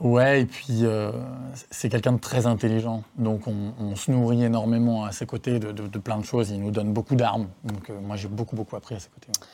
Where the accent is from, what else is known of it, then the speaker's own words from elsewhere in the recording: Savoie, Auvergne-Rhône-Alpes, France; moved away as an adult; also born or lived in Paris / Southern Italy; chez moi en Savoie